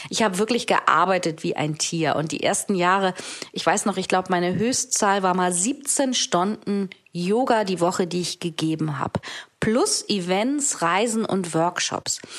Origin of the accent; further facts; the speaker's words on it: Hamburg, Germany; denn ich bin Hamburgerin und bin ja auch seit ein paar Monaten wieder zurück in Hamburg